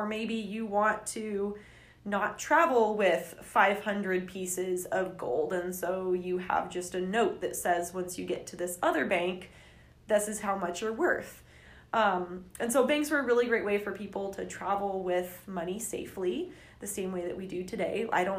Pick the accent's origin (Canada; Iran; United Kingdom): United Kingdom; England; so when I get to France, even though I'm from England, the bank will give me money